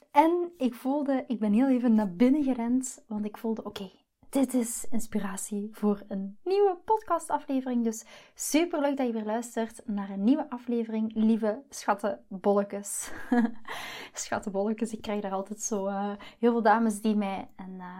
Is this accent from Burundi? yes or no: no; Belgium; now in Netherlands; dus ik moet me een beetje aanpassen als Belg hier in, eh, in Nederland.